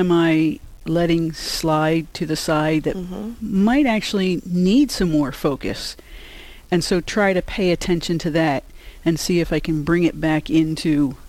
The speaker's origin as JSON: {"language": "English", "town": "Philadelphia", "region": "Pennsylvania", "country": "United States", "tie": "born or raised there", "moved": "yes", "lives_now": "Yankton, United States", "said": "I'm a Yankton Benedictine sister. I teach here at Mount Marty. I'm originally from Philadelphia"}